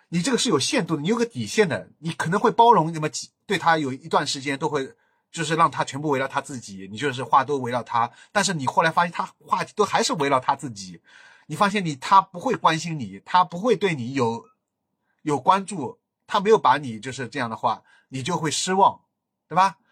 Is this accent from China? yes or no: yes; Shanghai, China; accent: Shanghainese; 我是个好洋洋讲上海话，我已经没人给我讲上海话了